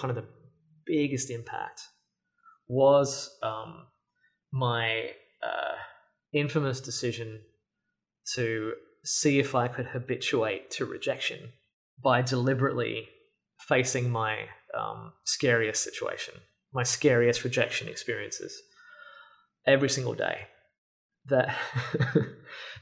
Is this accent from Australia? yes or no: yes; Australia; moved away; I grew up in Australia, for the most part.